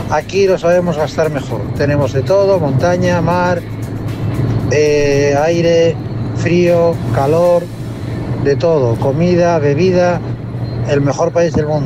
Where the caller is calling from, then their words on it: Asturias, Spain; de Asturias.